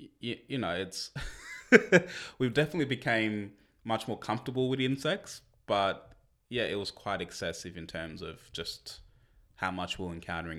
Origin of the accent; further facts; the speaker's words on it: Canberra, Australian Capital Territory, Australia; now in Launceston, Australia; Even though originally we came from Canberra, which was triple or quadruple the size of Launceston